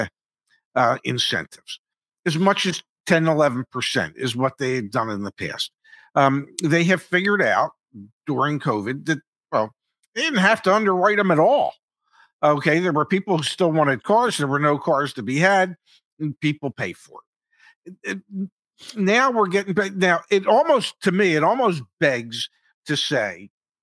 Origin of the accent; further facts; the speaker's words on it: United States; We, as the American buyer